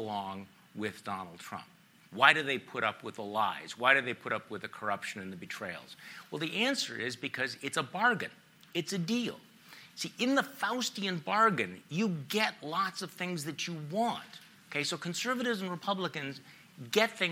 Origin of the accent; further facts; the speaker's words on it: Wisconsin, United States; I'm from Wisconsin